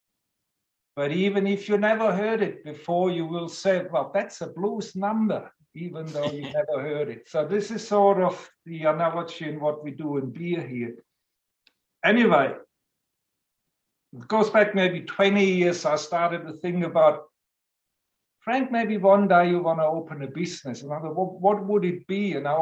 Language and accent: English; Southern Germany near Stuttgart, Baden-Württemberg, Germany; moved away as an adult; now in Australia; Southern Germany near Stuttgart. So I grew up on a lager diet